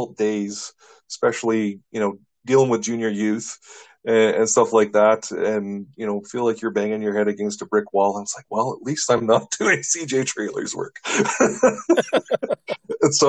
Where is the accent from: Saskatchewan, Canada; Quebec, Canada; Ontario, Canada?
Saskatchewan, Canada; Shaunavon; I'm from Southern Saskatchewan originally